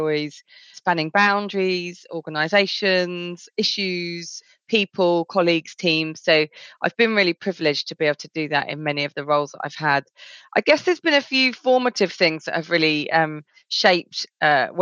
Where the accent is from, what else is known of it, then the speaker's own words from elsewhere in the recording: Essex, East of England, United Kingdom; I grew up in a fairly, I guess, white area of Essex